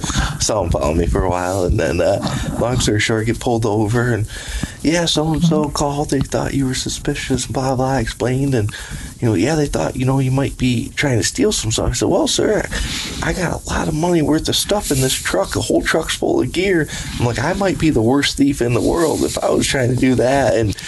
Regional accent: Michigan, United States; from Michigan. I'm here.

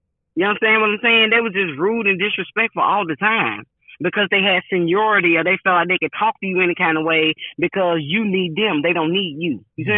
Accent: Jacksonville, Florida, United States; now in Tampa, United States; I came from Jacksonville, Florida, and passed all my tests, and now I'm here in Tampa, and you want me to retake all the CDL exams?

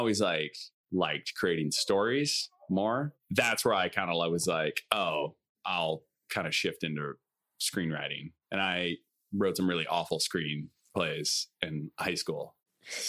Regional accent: Iowa, United States; moved away as an adult; now in Los Angeles, United States; I'm from Iowa

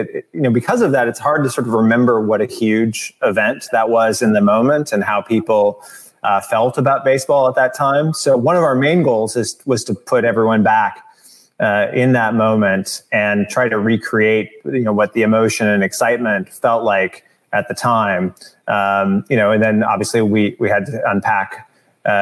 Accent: outside St. Louis, Missouri, United States; moved away as an adult; now in Los Angeles, United States; I grew up outside St. Louis, a Cardinal fan

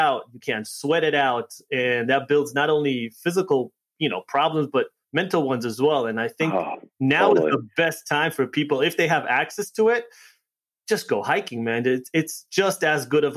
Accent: New York, United States; also born or lived in Connecticut; I'm from New York, and then last 3 months we've spent out here in Connecticut

